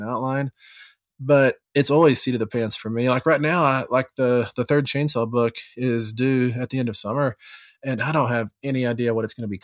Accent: Texas, United States; moved away; back home where I grew up in Texas

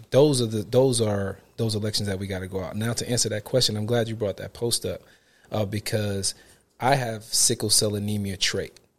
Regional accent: New York City, New York, United States; from Brooklyn, New York

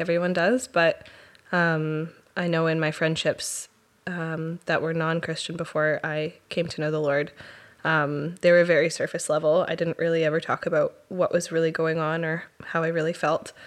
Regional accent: Chilliwack, British Columbia, Canada; born or raised there; also born or lived in Powell River, British Columbia / Theodosia, British Columbia

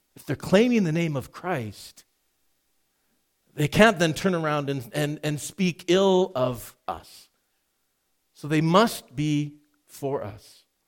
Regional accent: Edmonton, Alberta, Canada; Growing up in Edmonton

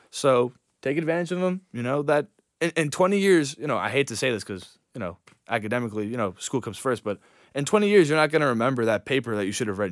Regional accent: New York, United States; moved away; And I'm from New York

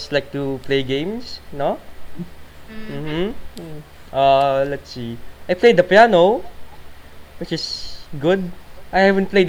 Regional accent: Philippines; we're from the Philippines.

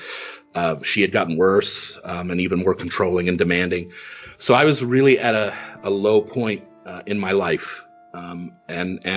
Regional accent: East Coast, United States; also born or lived in Kentucky; I grew up on the East Coast, but I was born in Kentucky.

